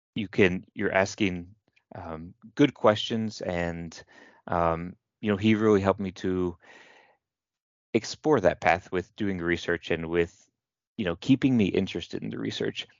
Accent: Kentucky, United States; moved away; I'm from the United States, from Kentucky, and I went to a local university, the University of Louisville

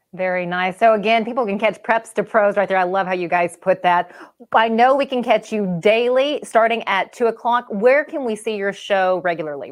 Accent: White Bluff, Tennessee, United States; now in Clarksville, United States; growing up in White Bluff, Tennessee

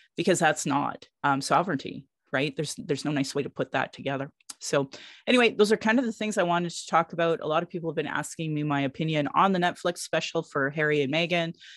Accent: Sylvan Lake, Alberta, Canada; also born or lived in Calgary, Alberta; I grew up in Sylvan Lake

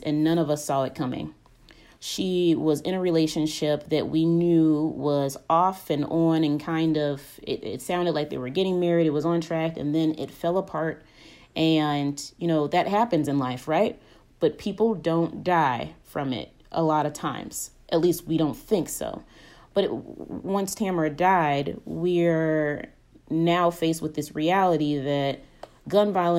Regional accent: Chicago, Illinois, United States; being from the city of Chicago and from the Chicagoland area

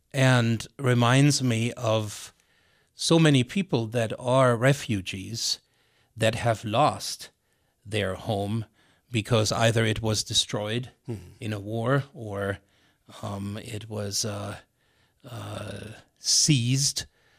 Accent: Missoula, Montana, United States; And I say, Missoula, Montana. Oftentimes people go, where's that?

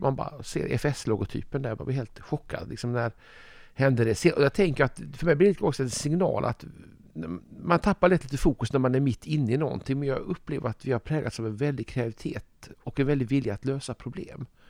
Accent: Malmö, Skåne, Sweden; i Malmö ofta, där jag kommer ifrån

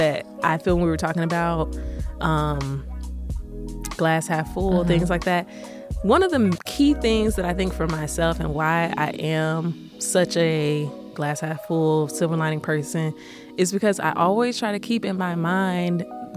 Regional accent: Virginia, United States; I'm from Virginia

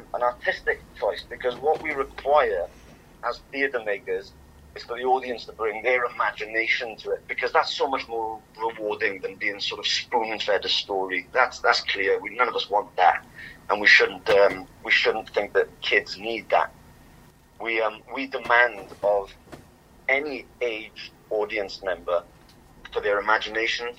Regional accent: Swansea, Wales, United Kingdom; I'm from Swansea

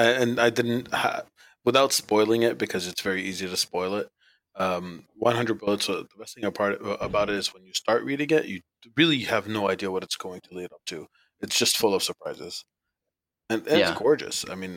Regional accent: Montreal, Quebec, Canada; also born or lived in Baghdad, Iraq; I'm actually born in Iraq. Baghdad, Iraq, and moved to Canada when I was about 5 years old, so 33 years ago, Montreal, Canada, to be specific, and I've lived here ever since.

